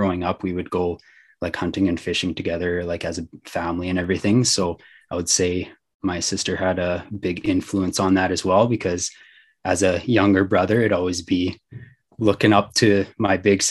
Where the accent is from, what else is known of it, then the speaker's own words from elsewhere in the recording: Wakaw, Saskatchewan, Canada; I grew up in Waka, which is a small town about an hour outside of the city.